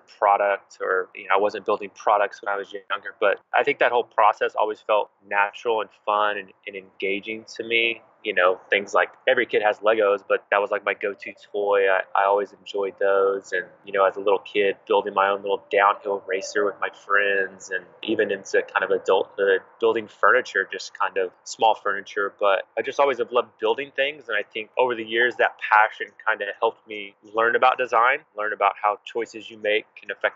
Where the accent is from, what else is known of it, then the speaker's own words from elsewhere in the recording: Oklahoma City, Oklahoma, United States; I'm actually from Oklahoma City, Oklahoma, and I've spent the majority of my life in and around this area